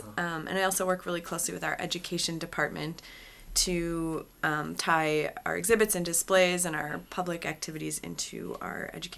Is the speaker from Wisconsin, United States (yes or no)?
yes; Wisconsin, United States; So I'm originally from Wisconsin. I went to UW, but I moved out east for grad school